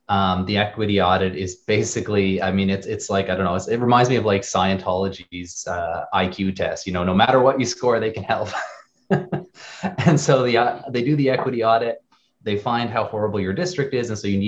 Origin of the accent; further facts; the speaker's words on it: Canada; now in United States; So we immigrated recently, or 4 years ago, to Wisconsin. We're Canadian from France.